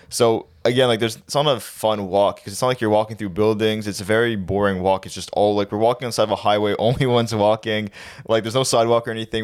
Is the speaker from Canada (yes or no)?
yes; Canada; we're from Canada